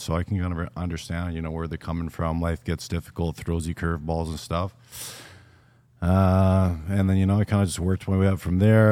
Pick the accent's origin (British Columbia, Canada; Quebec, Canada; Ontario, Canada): British Columbia, Canada; Vancouver Island; growing up on Vancouver Island, a little bit of a smaller town